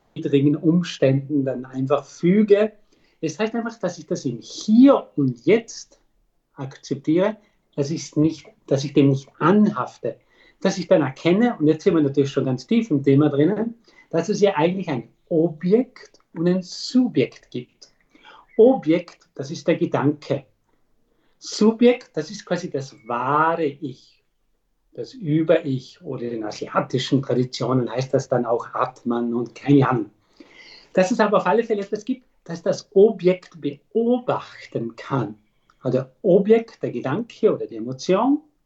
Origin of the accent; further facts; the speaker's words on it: Austria; bei uns in Österreich